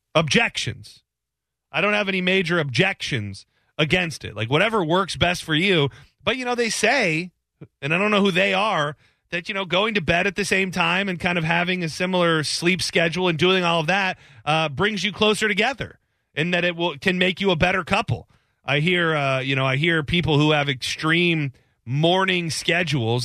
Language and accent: English; Lapeer, Michigan, United States; I grew up in Lapeer, Michigan, so I'm a, I'm a Michigan boy myself